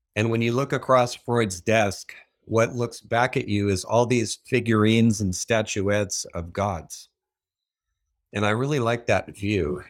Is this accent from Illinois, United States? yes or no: no; San Diego, California, United States; I'm originally from Southern California. I was born in San Diego